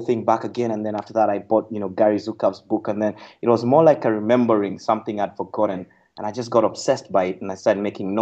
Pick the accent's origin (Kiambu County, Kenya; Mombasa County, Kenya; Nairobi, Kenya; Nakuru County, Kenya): Nakuru County, Kenya; Nakuru; Well, I'm a Kenyan, born and raised in Kenya. 1975, March 6th, in a little town called Nakuru, Kenya